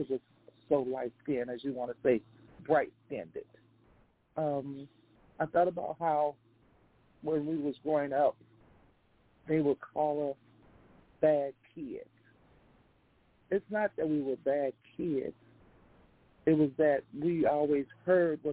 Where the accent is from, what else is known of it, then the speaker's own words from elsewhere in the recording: Chicago, Illinois, United States; also born or lived in Englewood, Chicago; we was born in Eaglewood, but we was raised up on the west side, so I guess we had the best in both of best of each world in the city of Chicago